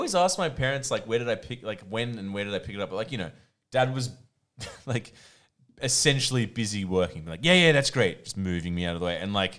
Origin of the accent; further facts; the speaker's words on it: Sydney, New South Wales, Australia; first language Croatian; English is a second language; I was a little little tyke on the beaches of DY.